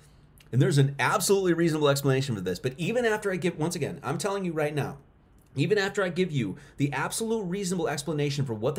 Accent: New York, United States; I'm from New York.

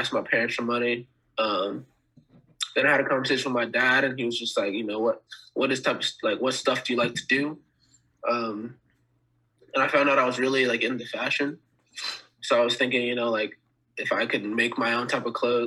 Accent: Dixon, California, United States; also born or lived in North Carolina; as my parents got older, they moved to California

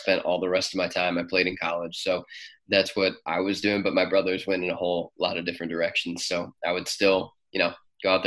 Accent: Cleveland, Ohio, United States; also born or lived in Mansfield, Ohio; we moved up to Cleveland when I was 6 or 7 years old. So most of my childhood was spent in Cleveland

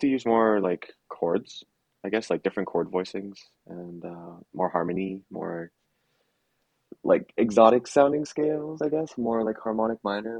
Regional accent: Canada; I was born in Canada

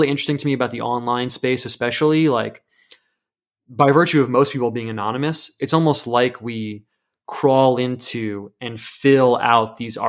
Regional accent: United States; I'm American.

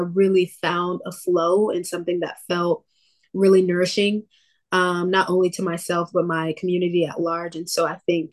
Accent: Jacksonville, Florida, United States; moved away as an adult; also born or lived in Georgia; now in Los Angeles, United States; I grew up in Georgia. I moved to Florida when I was around 9 years old

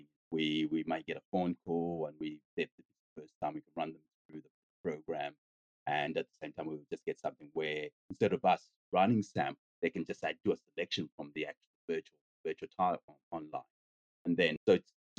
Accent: Zambia; now in Australia; I come from Zambia in Africa.

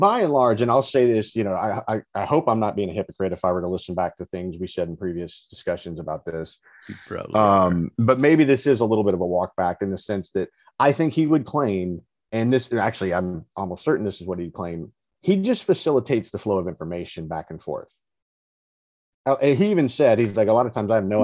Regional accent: Alabama, United States; I grew up in Alabama.

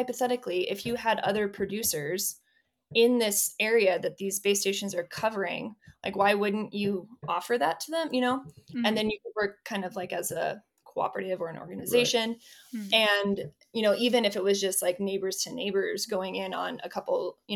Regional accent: Nebraska, United States; I'm from Nebraska

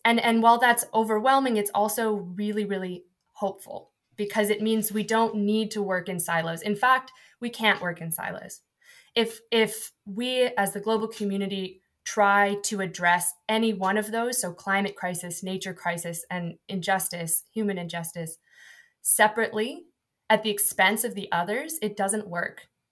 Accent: Seattle, Washington, United States; moved away as an adult; now in United Kingdom; I'm from Washington State

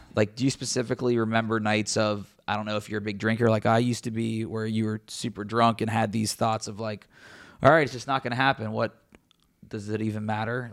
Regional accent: Cincinnati, Ohio, United States; covering my hometown team

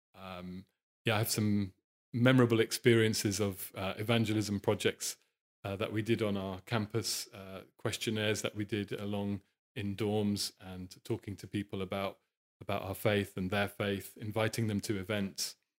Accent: Norwich, East of England, United Kingdom; I was born in Norwich, which is a medium-sized city in the east of the country.

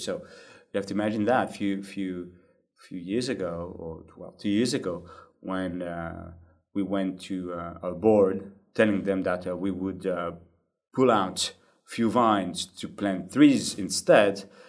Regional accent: Bordeaux, Nouvelle-Aquitaine, France; in 2004, I came back to my hometown, Bordeaux

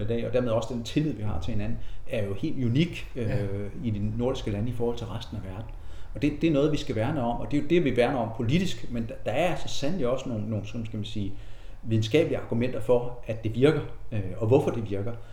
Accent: Lilleø, Zealand, Denmark; also born or lived in Korsør; så er jeg født i Korsør. Øh, øh, vokse op som barn på Lilleø

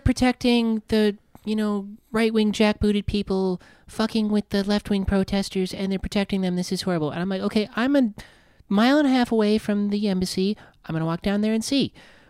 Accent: South Dakota, United States; now in Los Angeles, United States; growing up in South Dakota.

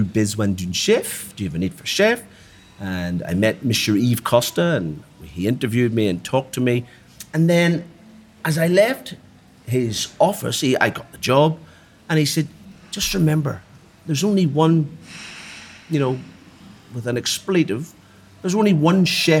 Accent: Belfast, Northern Ireland, United Kingdom; moved away as an adult; also born or lived in Dublin, Ireland; now in Australia; I'm a Belfast boy. I was born in Belfast, Northern Ireland, on Armistice Day, 1969.

